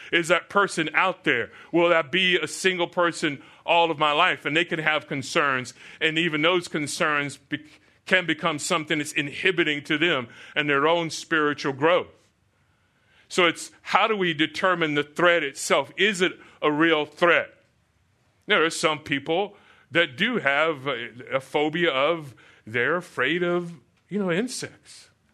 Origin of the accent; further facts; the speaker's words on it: Florida, United States; moved away; I grew up in Florida, so I would see, uh, we lived through many, many hurricanes.